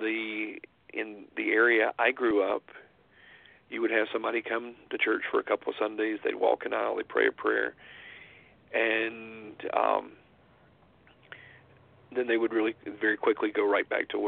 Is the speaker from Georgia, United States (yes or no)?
yes; Georgia, United States; now in Utah, United States; I was born in Georgia and I'm out here in Utah